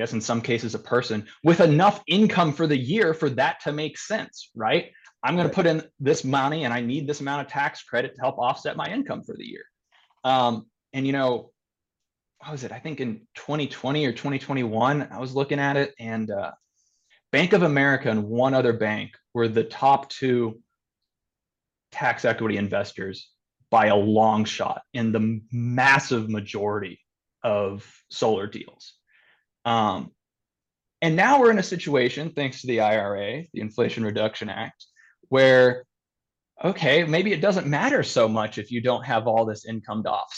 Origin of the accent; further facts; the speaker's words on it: Kentucky, United States; my whole family, a lot of them, we're all from Kentucky